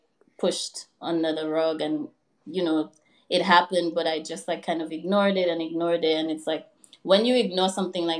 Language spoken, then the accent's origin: English; Dominica; moved away as an adult; also born or lived in Louisiana, United States; now in New York, United States; I was born and raised in Dominica. I went to high school and college back home.